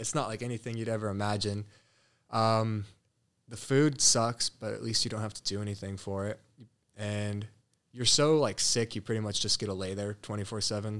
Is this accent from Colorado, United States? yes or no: yes; Colorado, United States; moved away as an adult; now in Scottsdale, United States; I grew up in Colorado. Born and raised there, first eighteen years